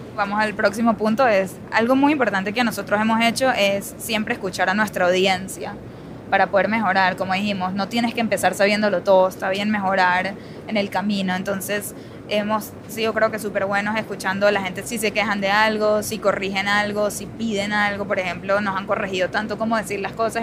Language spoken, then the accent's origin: Spanish; Venezuela; accent: Venezuelan; el acento venezolano